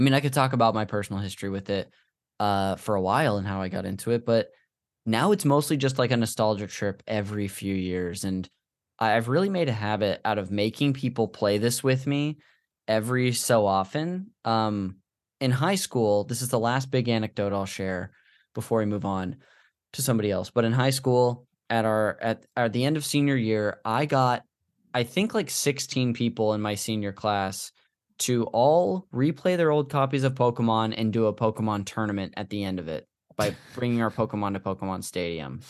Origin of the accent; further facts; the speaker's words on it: Modesto, California, United States; this church we went to growing up in Modesto